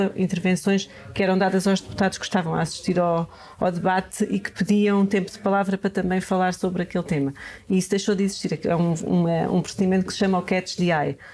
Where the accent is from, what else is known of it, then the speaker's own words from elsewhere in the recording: Serra da Estrela, Beira, Centro, Portugal; Nasci na Serra da Estrela, sou serrana, nasci numa aldeia e tenho muito orgulho nisso. Aprendi, aprendi imensas coisas e também senti na pele a dificuldade de crescer lá